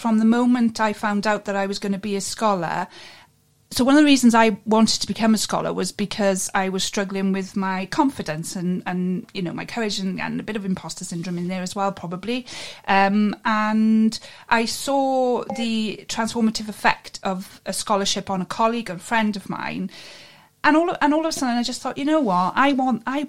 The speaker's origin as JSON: {"language": "English", "region": "Wales", "country": "United Kingdom", "said": "I'm a Cymra, so I'm from Wales"}